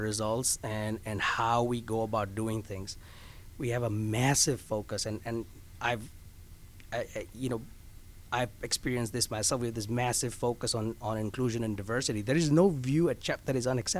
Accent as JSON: {"language": "English", "country": "India", "tie": "born or raised there", "also_born_or_lived": "Carolina", "moved": "yes", "lives_now": "Orlando, United States", "said": "I'm from India. I grew mm-hmm. up there. I was born there"}